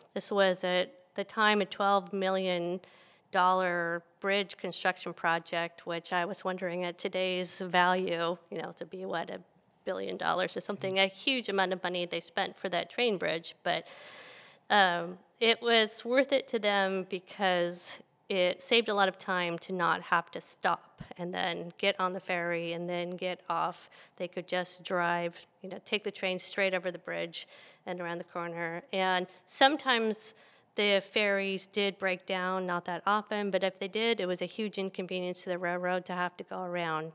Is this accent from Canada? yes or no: no; Benicia, California, United States; Benicia is my hometown